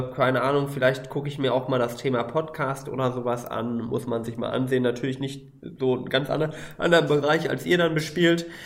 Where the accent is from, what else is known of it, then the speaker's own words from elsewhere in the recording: Ruhr area, North Rhine-Westphalia, Germany; ich bin aus dem Ruhrgebiet, da ist alles total dicht besiedelt.